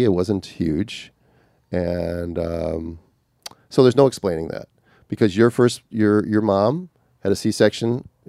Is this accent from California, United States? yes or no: yes; California, United States; But I'm from Southern California.